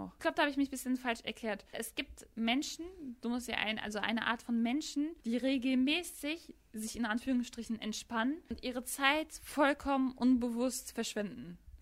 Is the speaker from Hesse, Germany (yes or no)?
no; Gladbeck, North Rhine-Westphalia, Germany; in der WAZ-Redaktion bei uns in Gladbeck